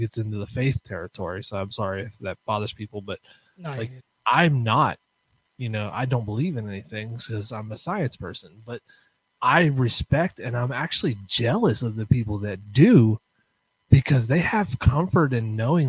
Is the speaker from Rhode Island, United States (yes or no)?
no; Ohio, United States; now in West Virginia, United States; I grew up in Ohio where the big UFO chase happened. Was in my town.